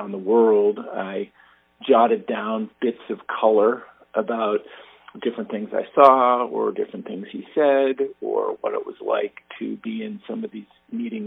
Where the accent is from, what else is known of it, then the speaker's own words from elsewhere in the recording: Andover, Massachusetts, United States; also born or lived in Wisconsin; now in North Andover, United States; I grew up in Andover, went off to college in Wisconsin, came back